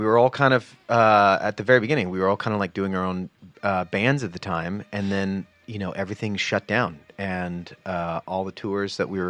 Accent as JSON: {"language": "English", "town": "Dallas", "region": "Texas", "country": "United States", "tie": "born or raised there", "said": "I'm originally from Texas, born and raised in Dallas."}